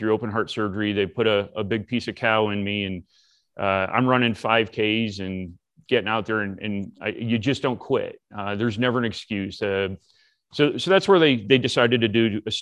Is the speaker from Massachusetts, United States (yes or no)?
yes; Massachusetts, United States; moved away as an adult; also born or lived in Florida; I'm originally from Massachusetts as well